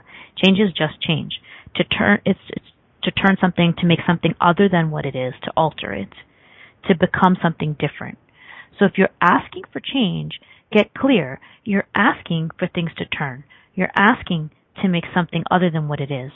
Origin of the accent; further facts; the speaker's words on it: Canada; I'm Canadian